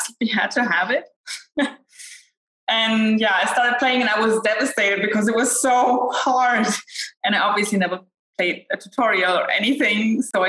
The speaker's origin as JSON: {"language": "English", "country": "Germany", "said": "I am from Germany. I live in Germany."}